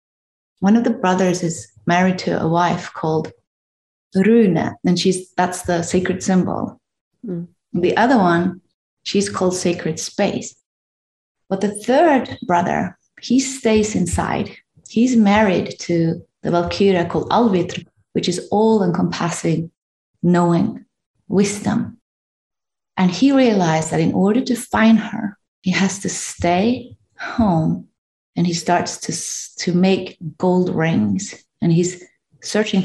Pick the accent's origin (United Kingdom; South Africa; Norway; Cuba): Norway; I'm from Norway